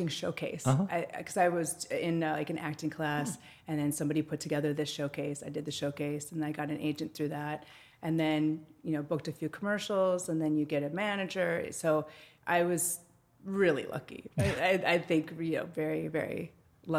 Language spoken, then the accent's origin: English; Wisconsin, United States; moved away as an adult; also born or lived in Chicago, United States; now in Los Angeles, United States; I'm originally from Wisconsin, a small town in southern Wisconsin.